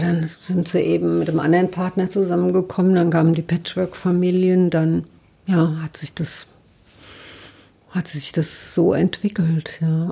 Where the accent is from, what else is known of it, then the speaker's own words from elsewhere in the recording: Mainz, Rhineland-Palatinate, Germany; moved away; also born or lived in Berlin; ich bin aus Mainz